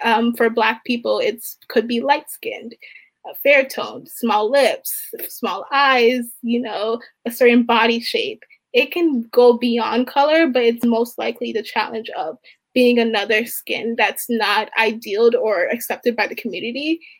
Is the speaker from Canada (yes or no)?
no; Baltimore, Maryland, United States; I'm from Maryland, and um, one reason that brought me here was because of mental health justice and equity in minority populated populated communities. Um, I'm from Baltimore